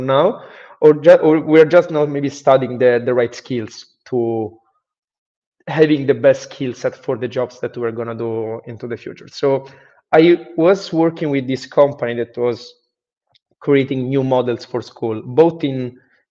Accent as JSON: {"language": "English", "town": "Rome", "region": "Lazio", "country": "Italy", "moved": "as an adult", "said": "I'm from Rome, Italy"}